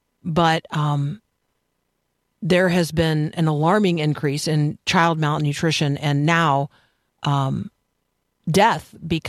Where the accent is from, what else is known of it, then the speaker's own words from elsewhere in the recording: United States; I am American